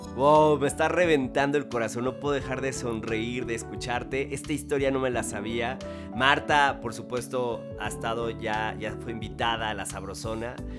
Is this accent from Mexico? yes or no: yes; Mexico; como mexicanas y mexicanos tengamos una larga y abundante herencia culinaria